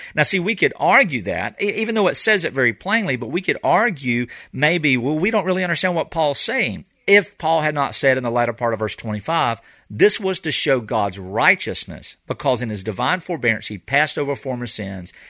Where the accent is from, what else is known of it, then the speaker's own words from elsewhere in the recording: United States; as American Christians